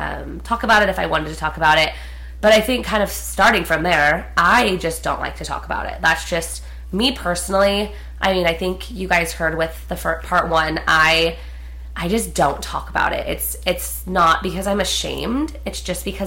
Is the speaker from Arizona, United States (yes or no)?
yes; Prescott, Arizona, United States; moved away; we're from Prescott, which is a really small town in Arizona